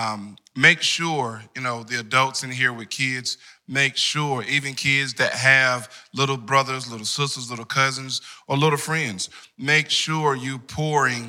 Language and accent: English; Wendell, North Carolina, United States; the amazing large town of Wendell